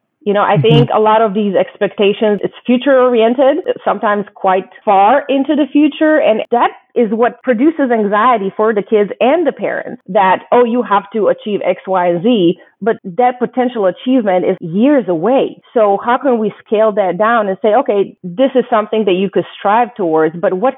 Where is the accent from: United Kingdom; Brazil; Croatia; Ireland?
Croatia; now in United States; growing up in Croatia